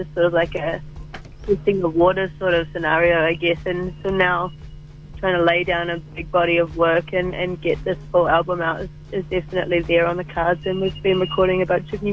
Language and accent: English; Palmerston North, Manawatū-Whanganui, New Zealand; now in Wellington, New Zealand; I'm from Palmy.